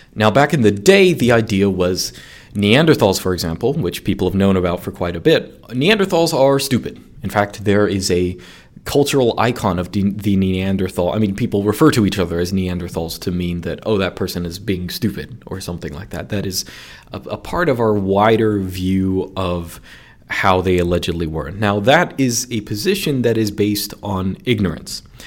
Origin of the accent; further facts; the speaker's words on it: United States; my bias as an American